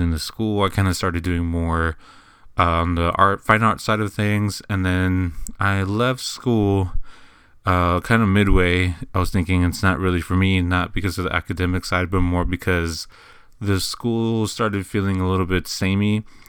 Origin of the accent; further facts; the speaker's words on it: San Antonio, Texas, United States; I'm originally from San Antonio, Texas, and this is kinda where I do everything